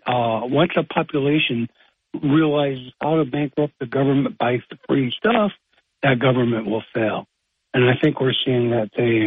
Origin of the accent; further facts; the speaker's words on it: Binghamton, New York, United States; I grew up in Binghamton, and I loved it.